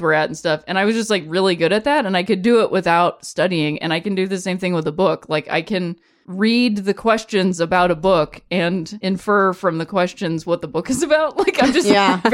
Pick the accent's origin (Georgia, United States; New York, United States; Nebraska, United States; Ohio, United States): Ohio, United States; I'm from Ohio